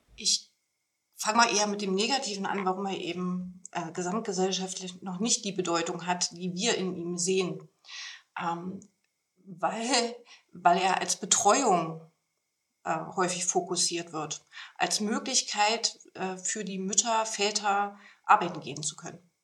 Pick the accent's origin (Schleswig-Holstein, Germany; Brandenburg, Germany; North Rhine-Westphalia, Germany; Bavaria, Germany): Brandenburg, Germany; Potsdam; moved away as an adult; also born or lived in Thuringia; Ich bin äh, gebürtige Brandenburgerin, äh, komme also ursprünglich aus Potsdam.